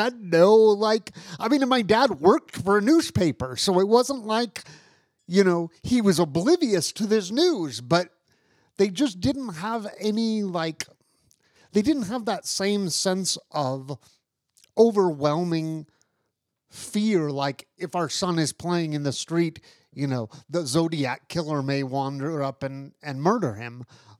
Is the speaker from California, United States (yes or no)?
yes; San Francisco Bay Area, California, United States; I grew up in the San Francisco Bay Area